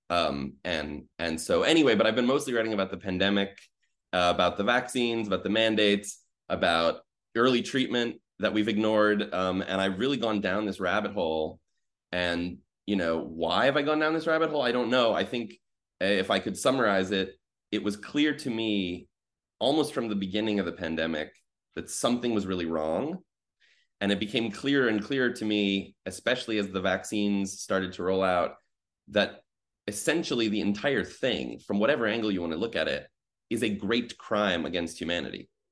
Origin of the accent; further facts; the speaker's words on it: Midwest, United States; I grew up in the Midwest